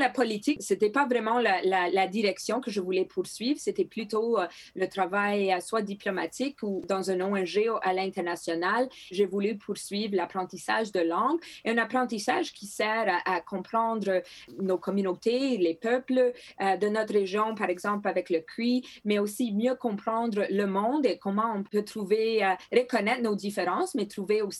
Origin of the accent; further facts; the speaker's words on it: Manitoba, Canada; Mais moi, je viens du Nord où historiquement, il n'y en a pas.